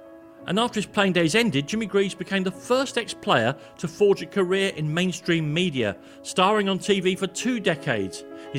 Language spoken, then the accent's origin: English; London, United Kingdom; As a young lad growing up in London